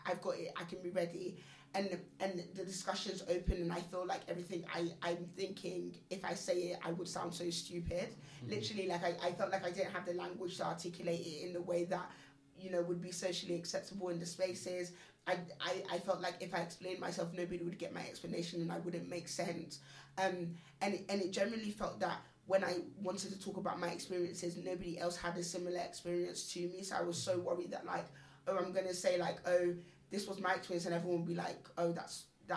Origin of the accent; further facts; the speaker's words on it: London, United Kingdom; moved away as an adult; I grew up in London.